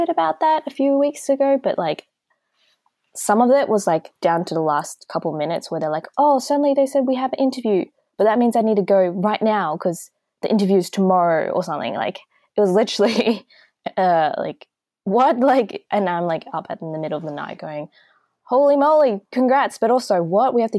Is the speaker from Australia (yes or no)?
yes; Australia; me growing up in Australia